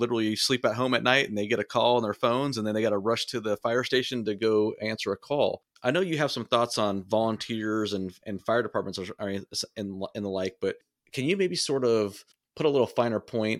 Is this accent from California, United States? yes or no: yes; California, United States; now in Kansas, United States; I grew up in Southern California. And so in Southern California, there's no such thing, in my opinion, as a volunteer fire department.